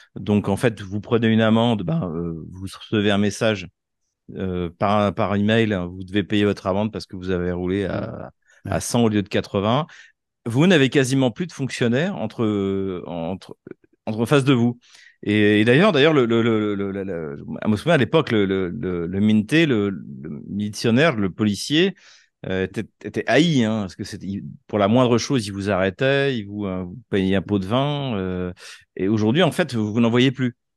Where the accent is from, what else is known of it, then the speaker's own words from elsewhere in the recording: Troyes, Grand Est, France; moved away as an adult; now in Moscow, Russia; moi, je suis de, de Troyes, donc, euh, c'est une petite ville, euh, de soixante mille habitants à, à cent cinquante kilomètres de Paris à l'est, c'est dans la Champagne